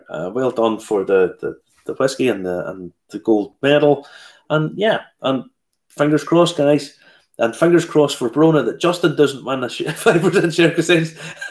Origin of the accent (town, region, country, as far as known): Ballymena, Northern Ireland, United Kingdom; born or raised there